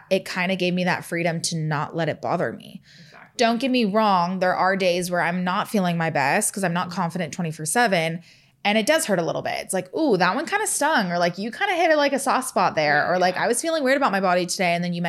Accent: Bay Area, California, United States; moved away as an adult; also born or lived in Pullman, Washington; now in Los Angeles, United States; I'm from the Bay Area where it's a little bit more cold

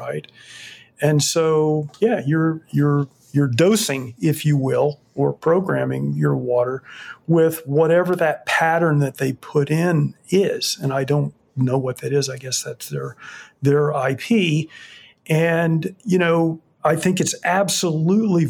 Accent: Fort Myers, Florida, United States; moved away; I grew up in Fort Myers

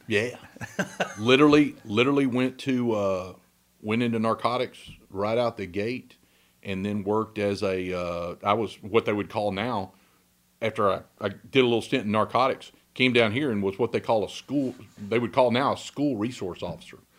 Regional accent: Huntsville, Texas, United States; also born or lived in Navasota, Texas / Trinity, Texas; as a little boy, we lived in Huntsville

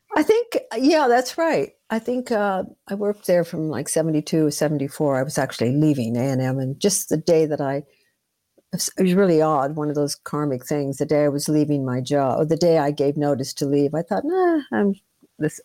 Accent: Los Angeles, California, United States; I was born in Los Angeles, born and oh, raised

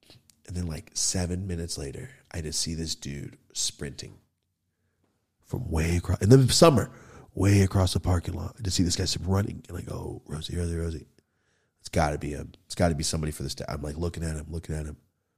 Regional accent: Merced, California, United States; Anyway, when I'm from Merced right there, Los Banos.

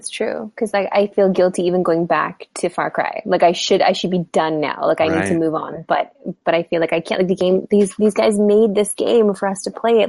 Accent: Saskatchewan, Canada; I grew up in Saskatchewan

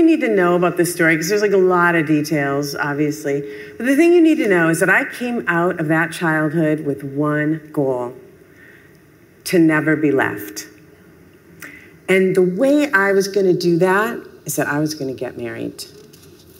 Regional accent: Minneapolis, Minnesota, United States; I'm from Minneapolis

